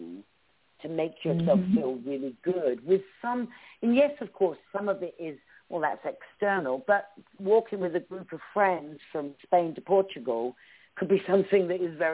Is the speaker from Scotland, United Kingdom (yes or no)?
no; Cambridgeshire, East of England, United Kingdom; accent: British; moved away as an adult; also born or lived in Essex; now in United States; I'm from the south of England. I was born in Essex, but I was raised in Cambridgeshire